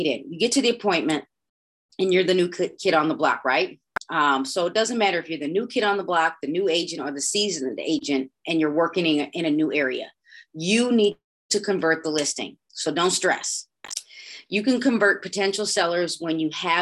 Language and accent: English; Broadview, Illinois, United States; I grew up in Broadview